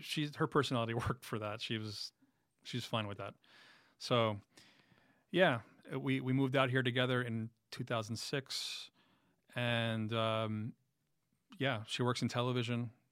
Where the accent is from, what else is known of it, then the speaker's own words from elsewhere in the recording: New York City, New York, United States; moved away as an adult; now in Sherman Oaks, United States; Born in Jackson Heights